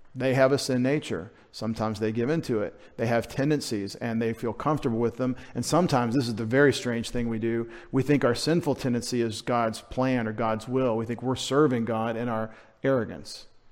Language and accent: English; United States; as American Christians